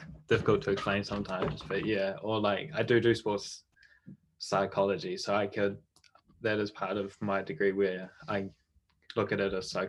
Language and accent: English; Whakatane, Bay of Plenty, New Zealand; moved away as an adult; I live in Whakatane